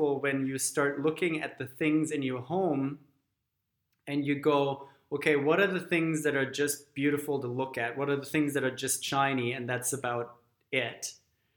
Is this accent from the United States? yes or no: no; Germany; moved away; growing up in Germany